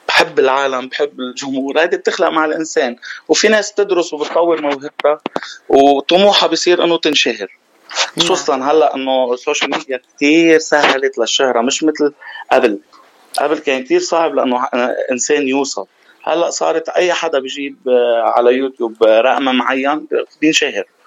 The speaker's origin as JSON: {"language": "Arabic", "region": "Mount Lebanon", "country": "Lebanon", "tie": "born or raised there", "moved": "yes", "lives_now": "Dubai, United Arab Emirates", "said": "انا ابن جبل لبنان"}